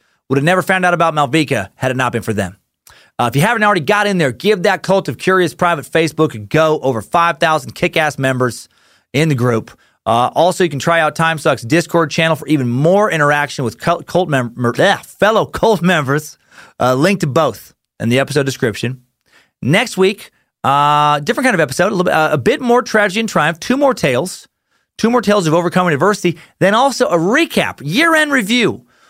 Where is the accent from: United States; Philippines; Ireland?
United States; Beloit, Wisconsin; It was the day the Mob Barker gang robbed a bank in my hometown of Beloit, Wisconsin. We are literally right on the Wisconsin-Illinois border.